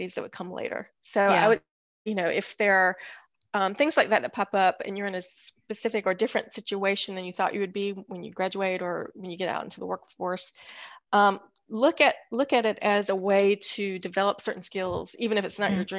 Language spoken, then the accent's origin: English; Greensboro, North Carolina, United States; From Greensboro, North Carolina Road. So I didn't go far.